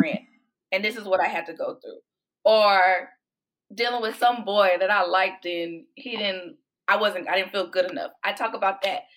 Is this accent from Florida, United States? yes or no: no; Houston, Texas, United States; moved away as an adult; now in Austin, United States; I am originally from Houston, and I've been in Austin for about 14 years now.